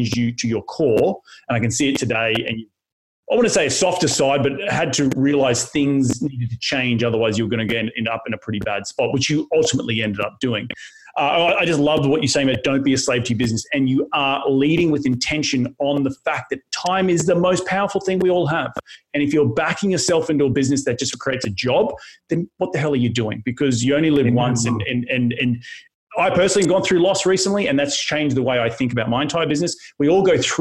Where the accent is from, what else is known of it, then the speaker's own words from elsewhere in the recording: Australia; being Australian